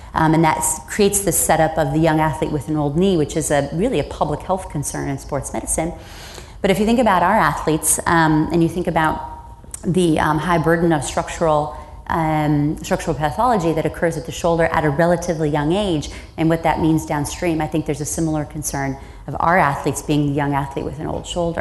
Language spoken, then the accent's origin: English; Iowa, United States; I grew up in the Midwest um, on a farm, and I'm a farm kid